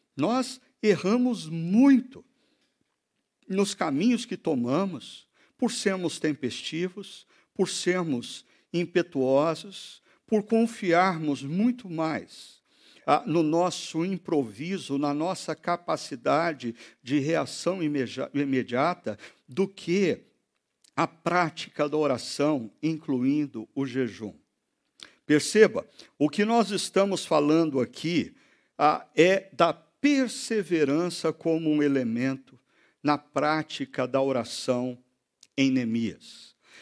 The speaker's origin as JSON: {"language": "Portuguese", "country": "Brazil", "said": "nós somos brasileiros"}